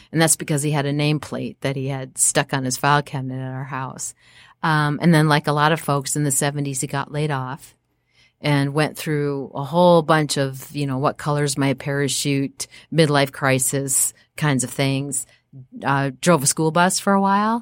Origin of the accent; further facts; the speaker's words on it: Apple Valley, Minnesota, United States; also born or lived in Evanston, Illinois; I grew up in a small, uh, suburb outside of Minneapolis called Apple Valley